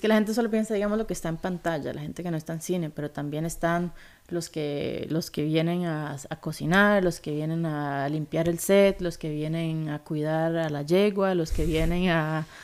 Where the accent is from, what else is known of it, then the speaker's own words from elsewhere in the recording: Costa Rica; moved away as an adult; also born or lived in Sweden; crecí en Costa Rica, hice toda la escuela alcohol acá